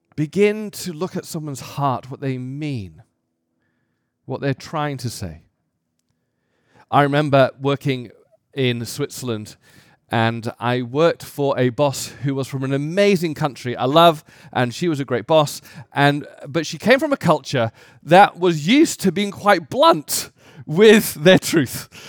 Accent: United Kingdom; as a British person

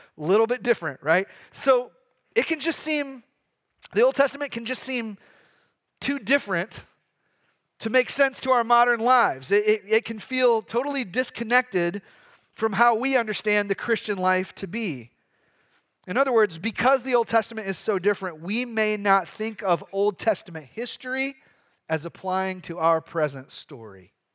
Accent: Michigan, United States; moved away; I'm from Michigan.

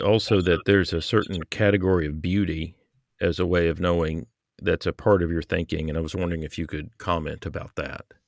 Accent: American South, United States; growing up in the American South

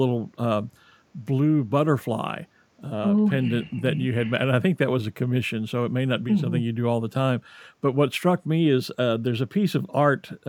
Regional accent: Texas Gulf Coast, United States; I grew up on the Texas Gulf Coast

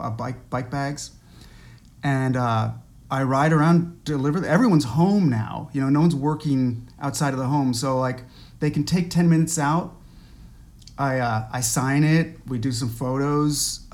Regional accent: Netherlands; I have. Yeah. I was partly raised in the Netherlands, where biking is just this kind of like

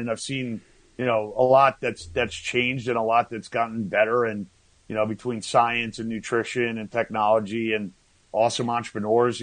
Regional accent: Long Island, New York, United States; moved away as an adult; also born or lived in Atlanta, Georgia / Boston, Massachusetts / Florida; now in Manhattan Beach, United States; I'm originally from Long Island

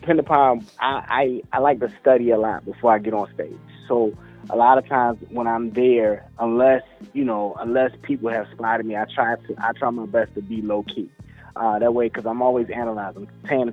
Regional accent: Greensboro, North Carolina, United States; now in Maryland, United States; I'm originally from Greensboro, North Carolina

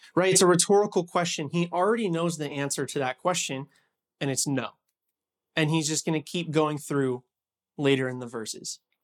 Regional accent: Huntington Beach, California, United States; moved away as an adult; also born or lived in Los Angeles area; I'm from Huntington Beach, California

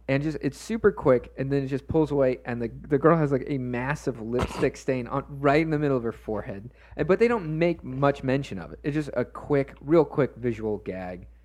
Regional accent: Florida, United States; growing up in Florida

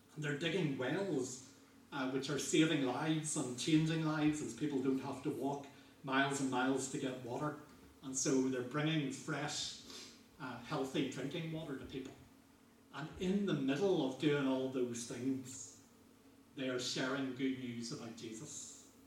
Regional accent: Northern Ireland, United Kingdom; growing up in Northern Ireland

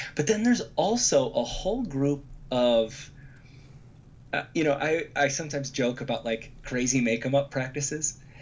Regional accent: Chicago, Illinois, United States; also born or lived in Grand Rapids, Michigan; I grew up in the Chicago area. I've lived here my whole life, except for seven years in Grand Rapids, but that's still Midwest

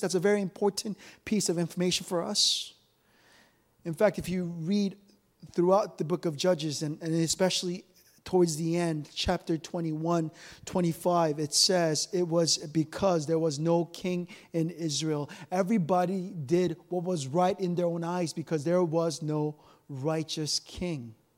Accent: South Korea; moved away; I remember growing up in Korea

